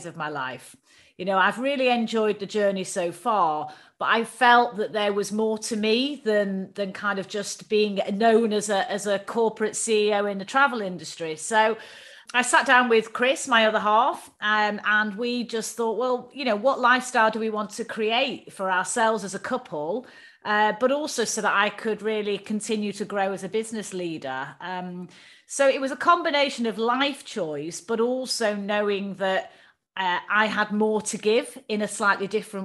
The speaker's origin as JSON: {"language": "English", "town": "Manchester", "region": "North West England", "country": "United Kingdom", "tie": "born or raised there", "also_born_or_lived": "London", "moved": "as an adult", "said": "I grew up in Manchester in the northwest of the UK."}